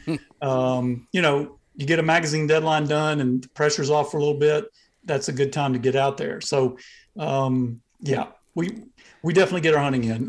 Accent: Southeast Georgia, United States; now in Athens, Georgia, United States; I'm from Southeast Georgia, uh, near the coast. That's where, uh, my family's land is

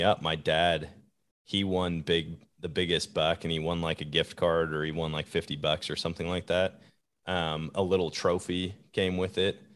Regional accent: Wisconsin, United States; now in Missouri, United States; I was born and raised in Wisconsin. I live in Missouri now

